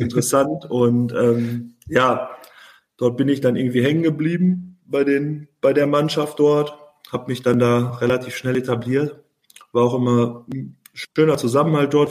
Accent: Oberhausen, North Rhine-Westphalia, Germany; in meiner Heimat oder Geburtsstadt Oberhausen

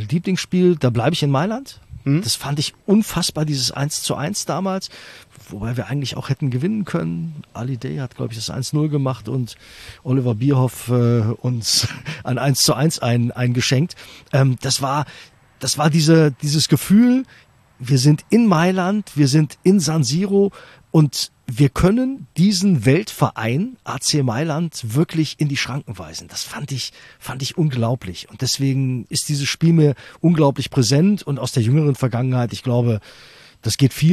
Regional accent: Düsseldorf, North Rhine-Westphalia, Germany; Ähm, ich bin in äh, Düsseldorf äh, geboren {S255} Ach, {S0} bin auch als äh, Düsseldorfer und äh, Fortuna-Fan sozialisiert worden.

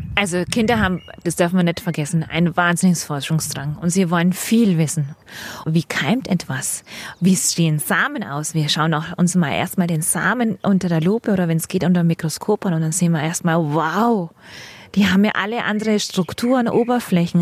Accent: Franconia, Bavaria, Germany; now in Munich, Germany; Bei uns in Frank, wo ich herkomme, mit dem, unserem sandigen Boden gab's keinen Giersch. Und wie ich hierher nach München komme

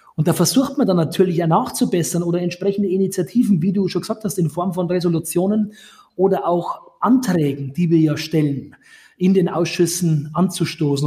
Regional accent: Grafing, Bavaria, Germany; in den Stadtrat meiner Heimatstadt Grafing gewählt wurde

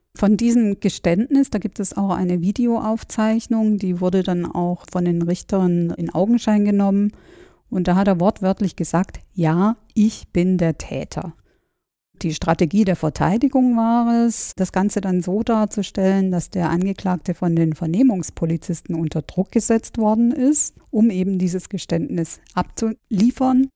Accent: Stuttgart, Baden-Württemberg, Germany; kannte mich als Stuttgarterin äh, so ganz gut im Nachtleben aus

